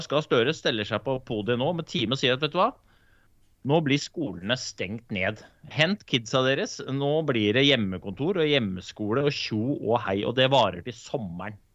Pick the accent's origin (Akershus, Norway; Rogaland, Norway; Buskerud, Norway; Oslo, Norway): Oslo, Norway; jeg kanskje ikke er norsk. Eh, jeg er født og oppvokst i Groruddalen, så jeg er sikkert påvirka andre kulturer.